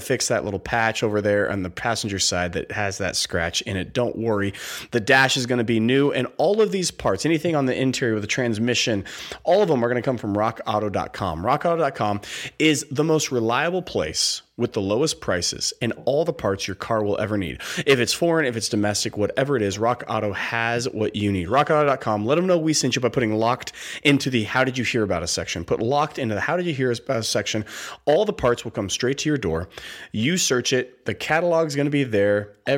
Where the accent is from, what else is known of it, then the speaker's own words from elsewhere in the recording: West Coast, United States; Growing up on the West Coast, I loved this man for my 49ers as I was cheering for him.